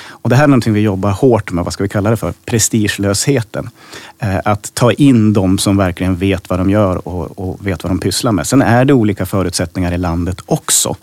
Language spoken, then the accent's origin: Swedish; Hälsingland, Gävleborg County, Sweden; i det jaktlag hemma i Hälsingland där min pappa och min morfar jagade